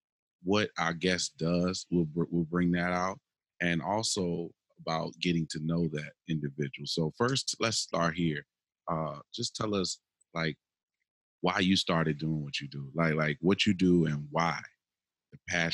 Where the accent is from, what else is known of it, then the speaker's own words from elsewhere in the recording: Richmond, Virginia, United States; When I go visit New York, they be like, where you from? Like, Richmond, Virginia.